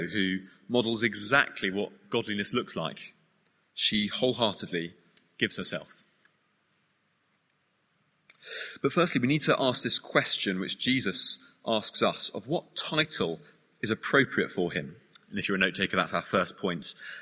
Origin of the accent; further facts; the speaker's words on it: United Kingdom; we're British